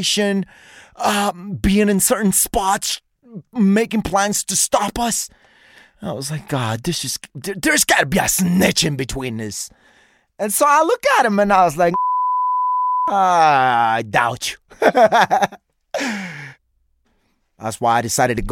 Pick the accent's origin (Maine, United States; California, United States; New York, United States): New York, United States; moved away; I'm from New York